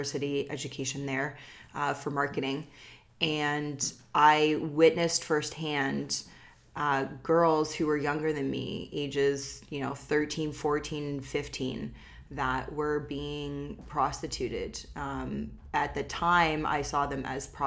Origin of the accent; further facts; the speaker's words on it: Oakville, Ontario, Canada; I grew up in Oakville, which is, you know, one of the most affluent cities in all of Canada